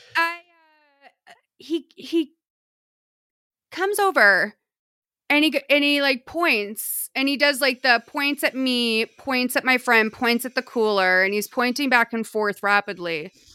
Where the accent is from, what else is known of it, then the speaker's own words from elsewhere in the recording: Lexington, Massachusetts, United States; growing up in New England